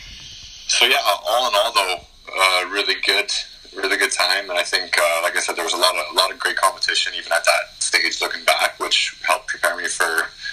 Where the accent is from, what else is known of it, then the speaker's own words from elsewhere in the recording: Calgary, Alberta, Canada; Born and raised in Calgary, Alberta